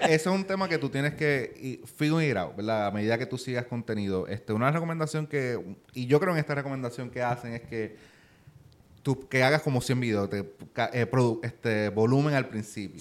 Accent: Puerto Rico; accent: Puerto Rican; es simplemente mi acento, ¿verdad? Porque nosotros los puertorriqueños pues no pronunciamos la R.

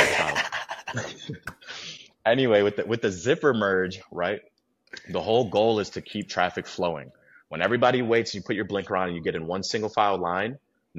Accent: Midwest, United States; Obviously growing up in the Midwest, you're in more built environments where, nature is nice to you in the summer and springtime and maybe the fall, and then it's harsh for those other ones.

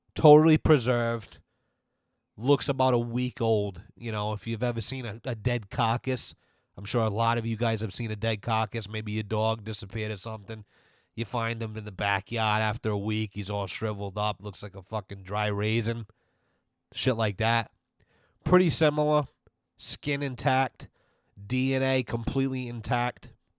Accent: United States; As an American

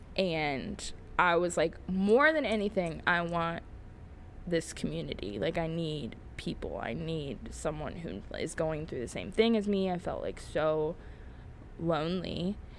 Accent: Dayton, Ohio, United States; now in Columbus, United States; I grew up an hour from here in, I'll say it, Dayton, Ohio. Uh, born and raised in Ohio

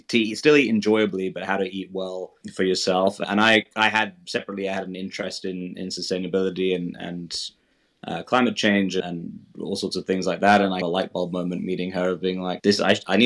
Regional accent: London, United Kingdom; I grew up in London, which obviously is a really cosmopolitan city

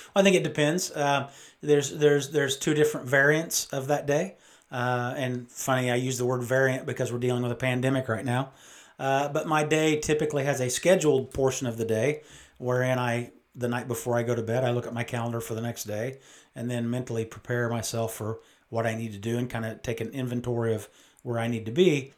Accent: United States; born or raised there; also born or lived in Great Falls, Montana

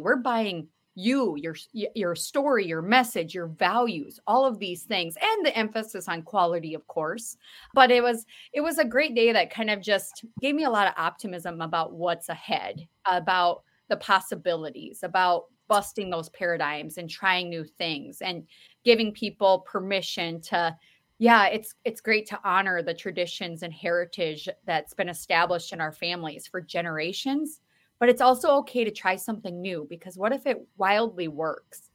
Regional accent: Mitchell, United States; our weekend snack pack program in Mitchell, my hometown

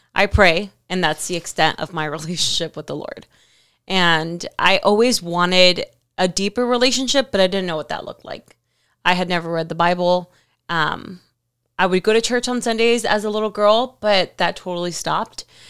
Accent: Miami, Florida, United States; moved away as an adult; now in California, United States; I was living in Miami. I'm from Miami

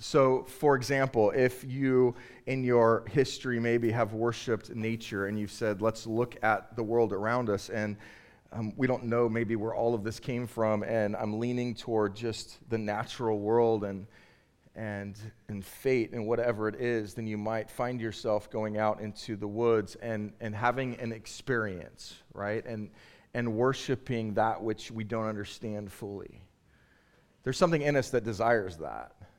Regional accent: Southern California, United States; now in Boston, United States; I'm originally from California, Southern California

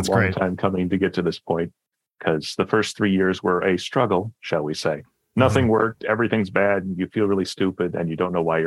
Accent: Michigan, United States; I'm from Michigan

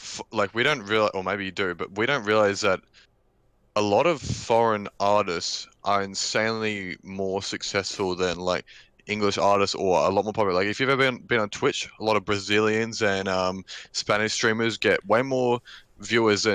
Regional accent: Australia; I was born in Australia

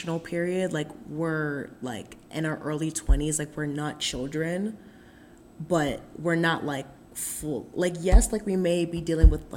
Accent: Pittsburgh, Pennsylvania, United States; born or raised there

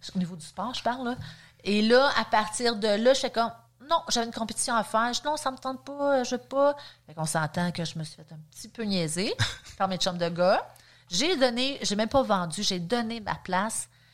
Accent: Saint-Jérôme, Quebec, Canada; moved away as an adult; now in Sainte-Adèle, Canada; je viens quand même de Saint-Jérôme. Euh, je suis née là-bas aussi. J'ai vraiment resté là

